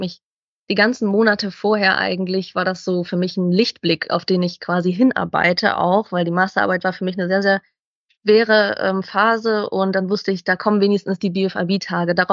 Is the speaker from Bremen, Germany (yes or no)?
yes; Bremen, Germany; Ich komme ja aus dem Norden, Bremen, und genau, bin dann mit dem Zug angereist